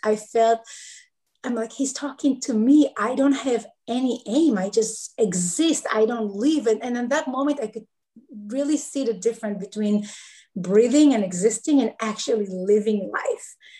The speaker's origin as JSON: {"language": "English", "country": "Israel", "moved": "yes", "lives_now": "Charlotte, United States", "said": "I live in Charlotte, North Carolina. I'm originally from Israel."}